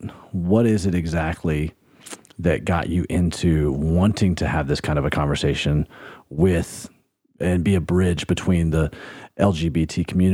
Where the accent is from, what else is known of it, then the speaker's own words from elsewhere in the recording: Alabama, United States; I grew up in Alabama